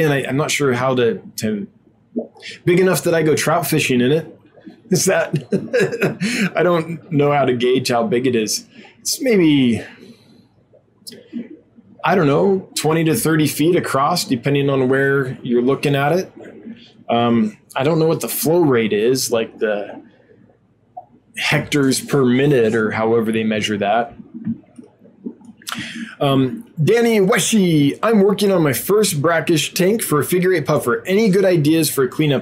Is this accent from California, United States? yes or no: yes; California, United States; moved away; where I grew up in California, there was a river